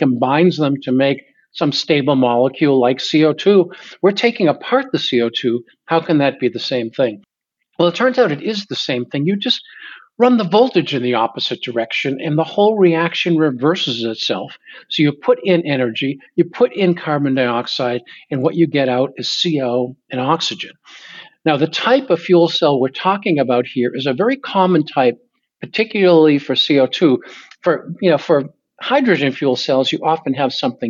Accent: Boston, Massachusetts, United States; I grew up in the Boston area

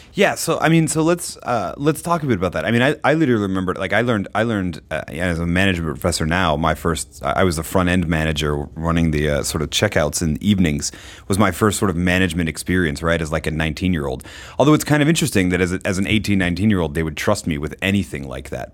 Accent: Groton, Massachusetts, United States; moved away; I grew up in Groton, Massachusetts

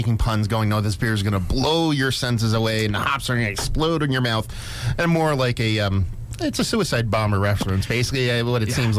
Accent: Jersey Shore, New Jersey, United States; growing up on the Jersey Shore, you know, clamming is what you do.

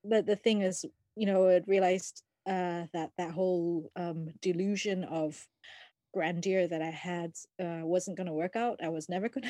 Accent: Singapore; moved away as an adult; also born or lived in Japan / London, United Kingdom; now in United Kingdom; I grew up in Singapore

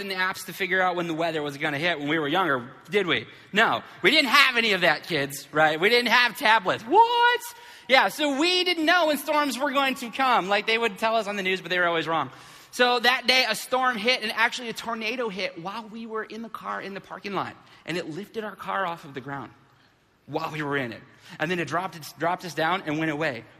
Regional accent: Flint, Michigan, United States; when we were kids, uh, growing up in Flint

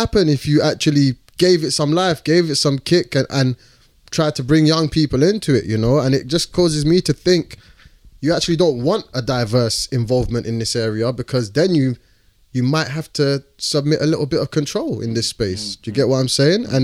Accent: London, United Kingdom; where I grew up in London, in East London, was like, it's the birthplace of, you know, like grime music.

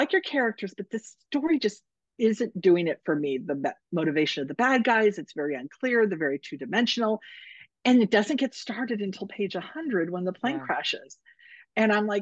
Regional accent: Northern California, United States; moved away as an adult; now in Arizona, United States; I was never raised in a snow climate. I'm from Northern California.

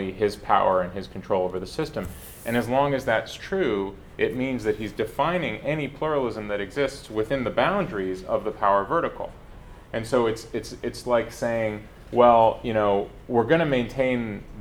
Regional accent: United States; I'm American. I'm American through and through

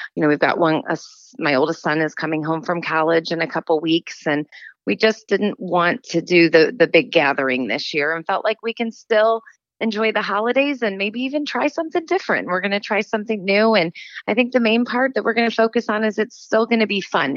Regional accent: St. Louis, Missouri, United States; moved away as an adult; grew up in St. Louis

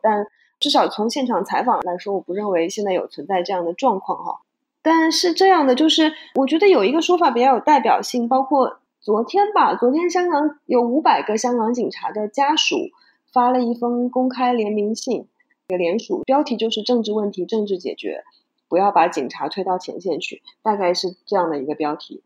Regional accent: China; moved away as an adult; now in Hong Kong; 大家听我的口音应该能听得出来，我是中国出生，长大在中国大陆，然后 到两千零五年左右的时候来到香港，就一直在香港做媒体

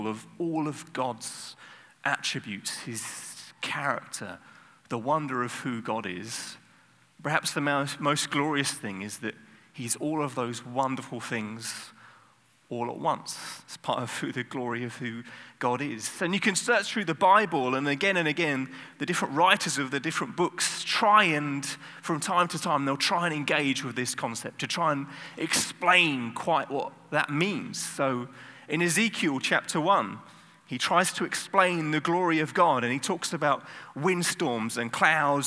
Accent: United Kingdom; I'm British.

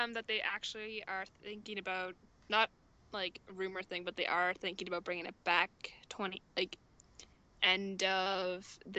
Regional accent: Canada

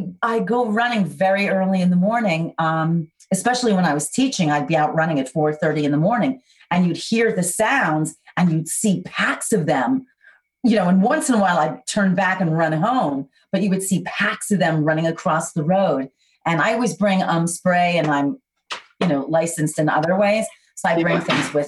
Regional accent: New York, United States; Yes, I'm from the Bronx. I was born in Bronx Hospital, grew up on 149th Street and Prospect Avenue, and then spent most of my early years in the projects on Randall Avenue.

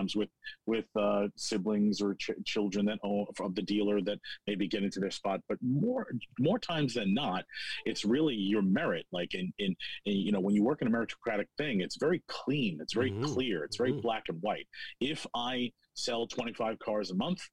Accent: New York City, New York, United States; also born or lived in Geneseo, New York / Rochester, New York; I grew up in New York City

